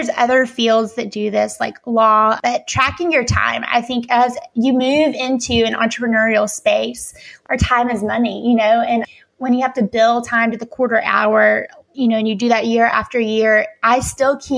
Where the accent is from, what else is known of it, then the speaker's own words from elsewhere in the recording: Alabama, United States; I grew up in Alabama